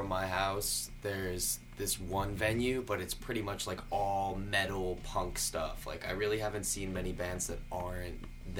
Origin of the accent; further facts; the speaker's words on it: Long Island, New York, United States; I'm also from Long Island.